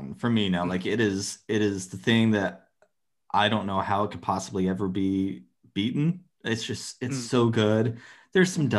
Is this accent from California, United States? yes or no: no; Phoenix, Arizona, United States; I grew up in Arizona, and I grew up like in the suburbs, but in the city in Phoenix